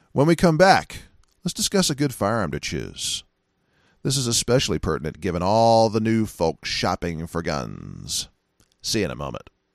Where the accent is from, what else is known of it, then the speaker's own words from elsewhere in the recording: United States; as an American